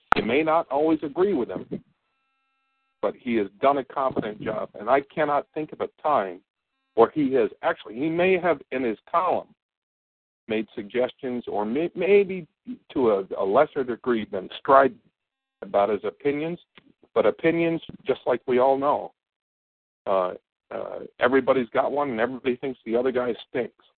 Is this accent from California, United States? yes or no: no; Bennington, Vermont, United States; moved away as an adult; I moved away from Bennington for about 20 years